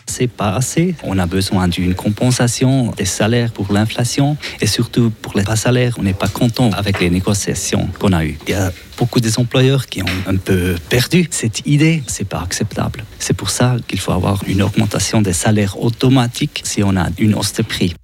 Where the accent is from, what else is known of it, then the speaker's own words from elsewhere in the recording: Switzerland; chez nous en Suisse